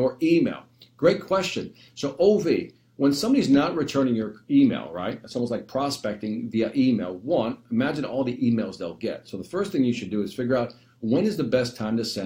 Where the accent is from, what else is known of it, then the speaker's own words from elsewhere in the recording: Chicago, Illinois, United States; We were born and raised in Chicago, right here.